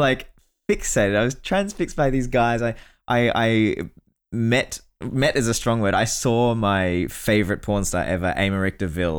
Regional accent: Australia; moved away as an adult; now in Germany; I remember the first time when I moved to Germany from Australia, I went to Hustler Ball.

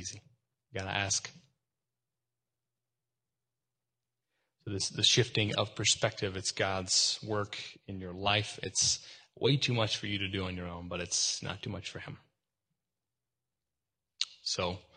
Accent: Texas, United States; I'm from Texas

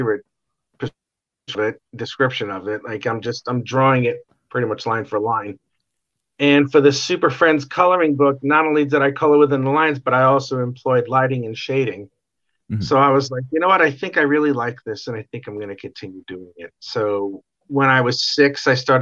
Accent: New York City, New York, United States; moved away; I used to live in New York City, and I was born in Brooklyn

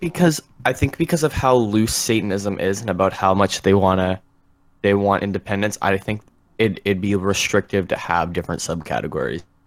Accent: Ontario, Canada; I'm from Canada. I'm from Ontario

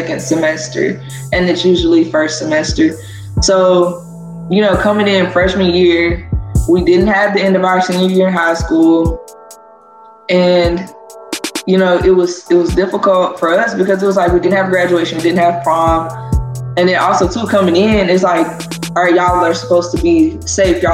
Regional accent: Zachary, Louisiana, United States; Growing up in Louisiana

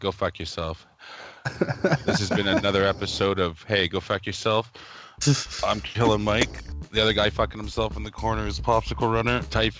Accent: Canada; As a Canadian, I would like to apologize for Howie Mandel. That's not how we are.

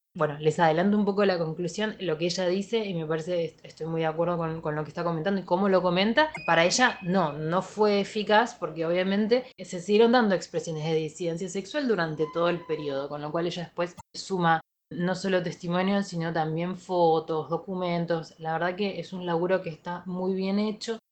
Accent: Argentina; nosotros, como argentinos

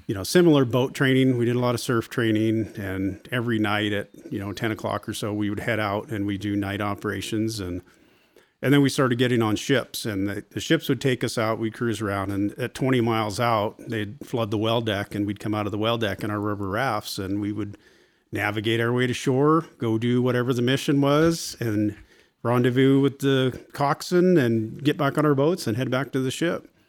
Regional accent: Port Angeles, Washington, United States; I grew up in Port Angeles

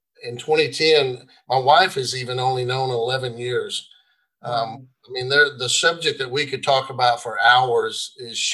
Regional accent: Marshall, Texas, United States; moved into what I call a poor side of my hometown, Marshall, Texas

